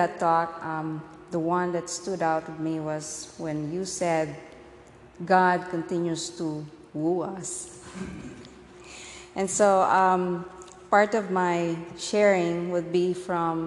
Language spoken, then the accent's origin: English; Philippines; moved away; born and raised in the Philippines.